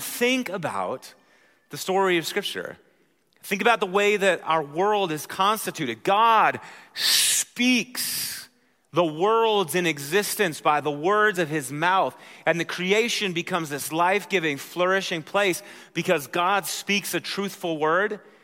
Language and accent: English; Wisconsin, United States; moved away; I'm from Wisconsin, so that's how we handle those vowels